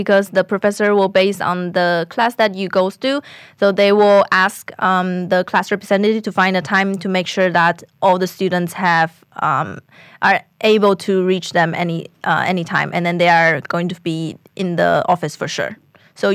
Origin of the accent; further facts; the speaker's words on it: Taiwan; moved away as an adult; I'm from Taiwan. I just finished my bachelor here at BI.